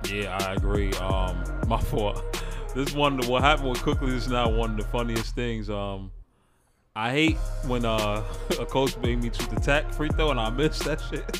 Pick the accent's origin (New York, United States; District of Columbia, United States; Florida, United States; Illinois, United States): New York, United States; I'm from New York, bro. We from New York.